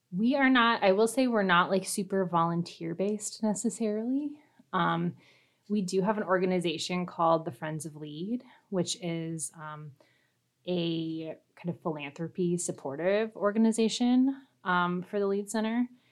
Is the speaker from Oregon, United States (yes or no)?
no; Fremont, Nebraska, United States; also born or lived in Minnesota; I'm originally from Fremont, Nebraska. So I'm, I am a native Nebraskan